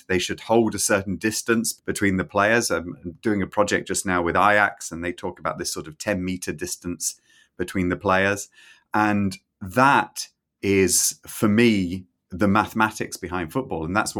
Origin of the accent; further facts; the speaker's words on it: Scotland, United Kingdom; also born or lived in England; I grew up in Scotland. I'm English originally, as you can hear, but I grew up in Scotland. I did my degree in Edinburgh and I did a PhD in Manchester.